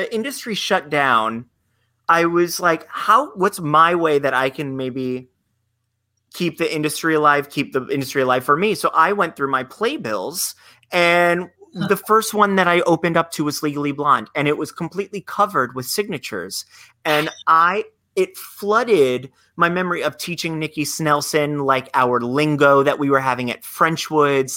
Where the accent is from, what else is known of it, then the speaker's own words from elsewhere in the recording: Florida, United States; Growing up in Florida